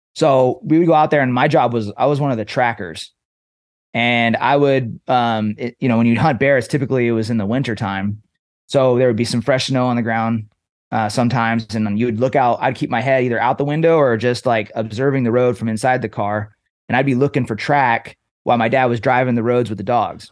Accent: Trinity Center, California, United States; I was raised in Northern California

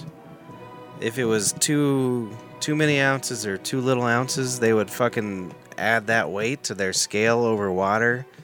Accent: United States

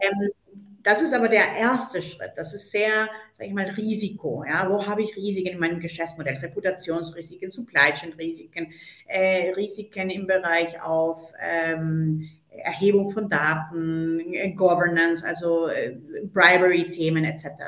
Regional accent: Colombia; moved away; gebürtige Kolumbianerin

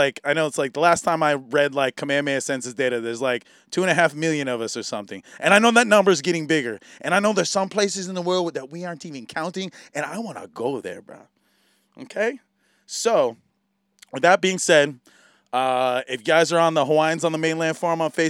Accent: San Diego, California, United States; moved away as an adult; now in Maui, United States; I was raised in California

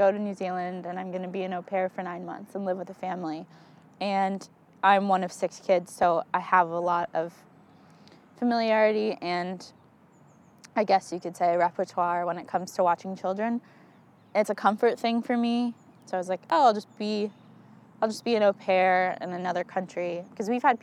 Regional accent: Arlington, Virginia, United States; I grew up in Arlington, Virginia. I've lived there for 19 years

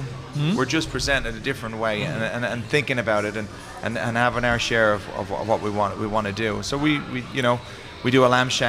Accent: Ireland; now in New Orleans, United States; You're Irish. I'm Irish.

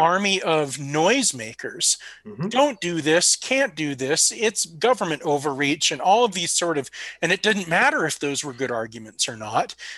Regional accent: California, United States; moved away; It is my my home state technically

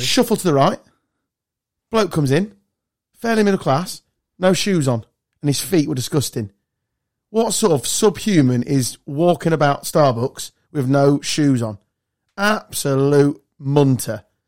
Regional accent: Lincolnshire, East Midlands, United Kingdom; Growing up in Lincolnshire.

